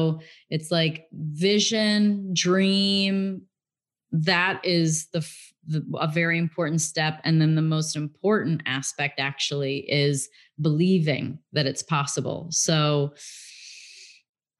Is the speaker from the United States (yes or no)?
yes; Illinois, United States; also born or lived in England; I grew up in the Midwest in Illinois, in America. And then I went to England when I was 16 for 3 years, came back when I was 19